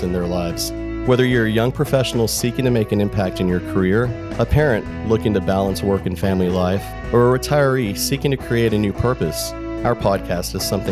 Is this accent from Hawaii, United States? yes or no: no; Corpus Christi, Texas, United States; I did grow up in Corpus as well